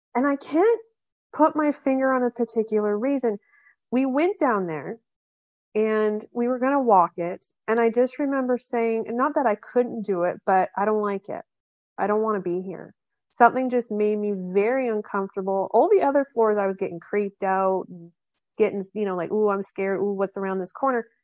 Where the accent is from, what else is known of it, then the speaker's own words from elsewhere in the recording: Canada; I'm from Canada. I'm, I'm Canadian